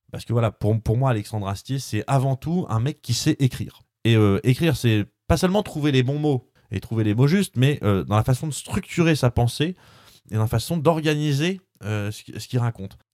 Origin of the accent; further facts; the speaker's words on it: France; je suis un pur français franchouillard